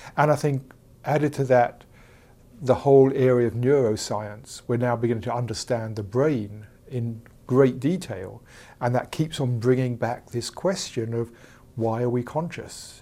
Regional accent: England, United Kingdom; I'm from England, as you can tell

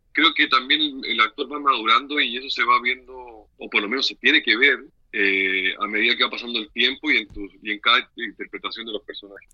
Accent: Viña del Mar, Valparaíso, Chile; moved away as an adult; now in Mexico; yo nací en el Valparaíso, en la quinta región

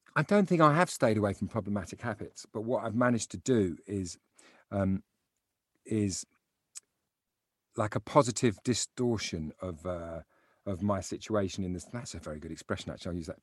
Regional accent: London, United Kingdom; I grew up in South London

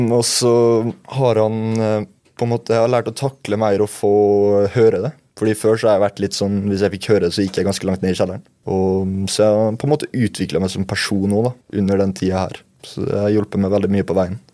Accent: Molde, Møre og Romsdal, Norway; also born or lived in Bærum; Så flytta jeg hit da jeg var fem år

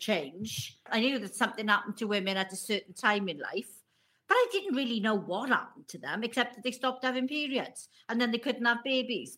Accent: Welsh, Wales, United Kingdom; being Welsh

